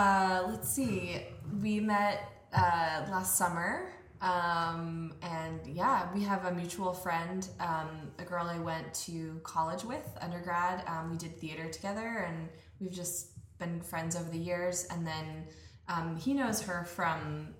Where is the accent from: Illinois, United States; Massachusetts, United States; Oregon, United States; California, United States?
California, United States; Bay Area, near Berkeley; also born or lived in Davis, California / New York; was born in Berkeley, and I kind of grew up and down the coast. I was born and raised in a small town near Berkeley, but I have a lot of family in Southern California